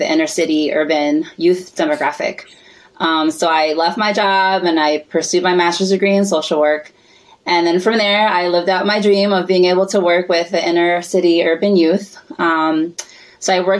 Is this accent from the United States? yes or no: yes; United States; So I was born here